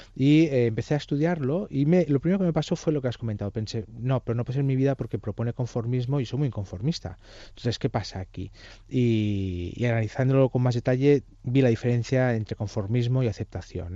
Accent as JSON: {"language": "Spanish", "region": "Catalonia", "country": "Spain", "said": "soy catalán"}